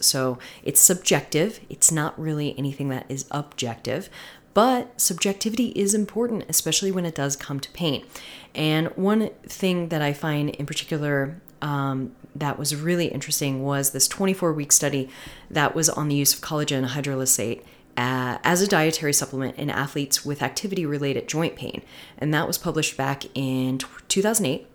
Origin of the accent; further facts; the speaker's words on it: Florida, United States; I'm from Florida